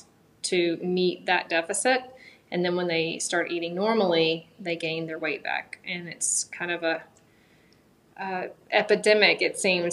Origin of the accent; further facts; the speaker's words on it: Augusta, Georgia, United States; now in Greenville, United States; I'm actually from, born and raised in Augusta, Georgia